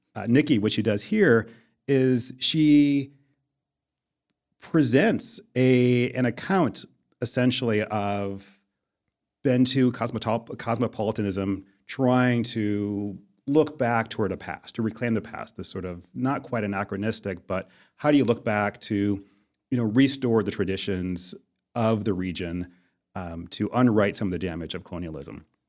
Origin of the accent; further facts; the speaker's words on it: Buffalo, New York, United States; I grew up in Buffalo